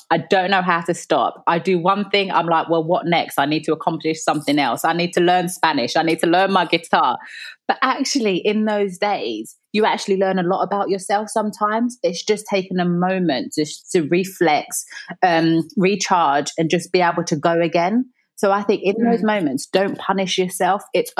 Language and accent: English; London, United Kingdom; when I think about me growing up, my mum was a single parent.